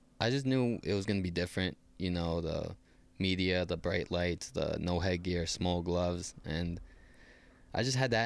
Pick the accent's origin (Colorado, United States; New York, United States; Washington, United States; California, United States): New York, United States; Bellport; born or raised there